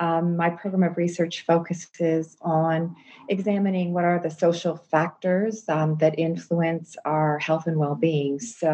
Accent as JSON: {"language": "English", "country": "Canada", "moved": "as an adult", "lives_now": "Sydney, Australia", "said": "I am a Canadian, and I've been in Sydney for the last 5 years."}